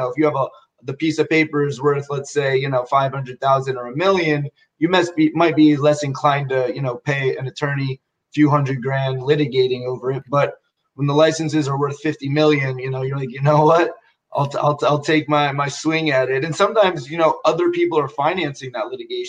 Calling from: Florida, United States; I'm here in Florida, sunny South Florida.

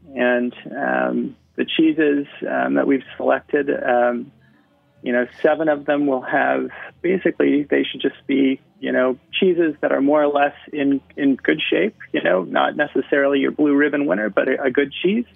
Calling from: Portland, Oregon, United States; I'm calling in from Portland, Oregon.

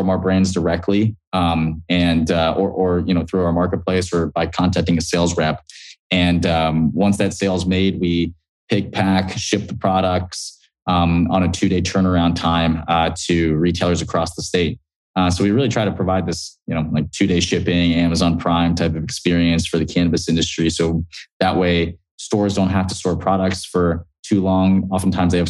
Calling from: San Francisco, California, United States; Yeah, I'm calling in from San Francisco today.

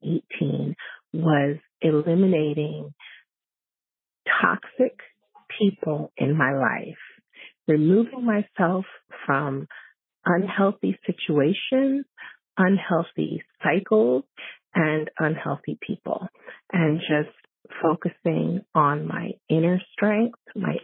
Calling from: Long Island, New York, United States; I'm calling from Long Island, New York.

